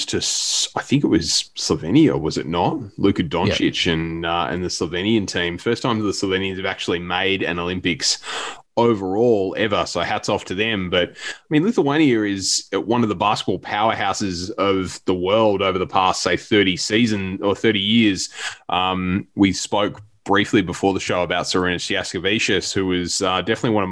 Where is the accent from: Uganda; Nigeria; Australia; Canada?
Australia; as three Australian guys